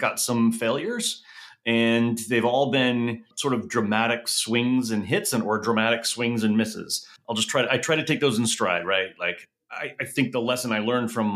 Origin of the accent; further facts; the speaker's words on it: Southern California, United States; also born or lived in Oklahoma; I grew up in Southern California and I heard coyote all the time.